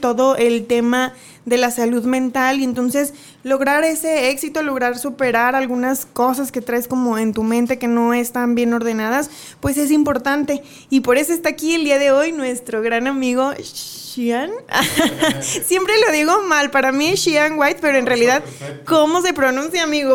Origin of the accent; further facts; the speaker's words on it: Mexico; como cultura mexicana